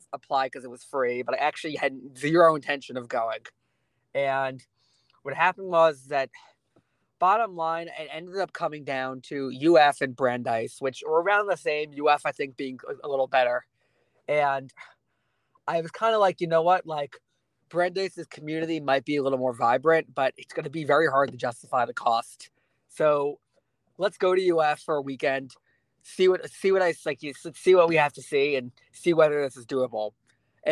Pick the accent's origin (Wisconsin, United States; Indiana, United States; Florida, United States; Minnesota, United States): Florida, United States; Boca Raton; also born or lived in Gainesville, Florida; I am from Boca Raton